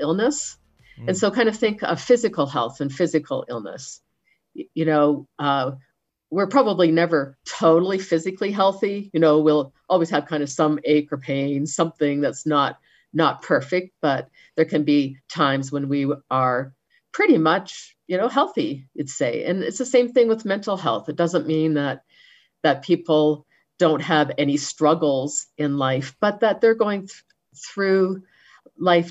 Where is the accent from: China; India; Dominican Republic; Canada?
Canada; moved away as an adult; also born or lived in Philippines; now in Denver, United States; I'm Canadian. That's kind of important to me, even though we've been living in the U.S.